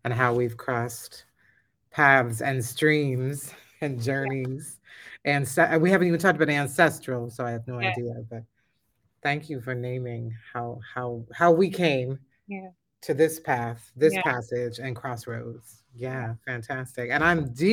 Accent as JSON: {"language": "English", "town": "Philadelphia", "region": "Pennsylvania", "country": "United States", "tie": "born or raised there", "said": "I was born in 1970 in Philadelphia"}